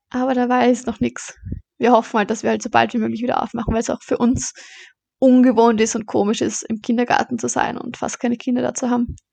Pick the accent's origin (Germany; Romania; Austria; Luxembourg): Austria; Baden, Lower Austria; also born or lived in Vorarlberg; genau, ich bin eigentlich in Vorarlberg geboren. Aber oh, mein Papa kommt aus Baden, also sind wir nach Baden gezogen.